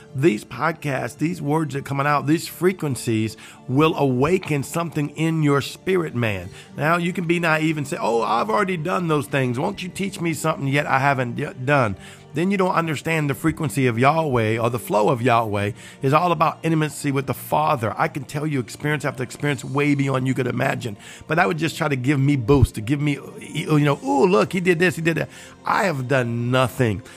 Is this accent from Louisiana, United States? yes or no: yes; Cajun, Louisiana, United States; I'm Cajun.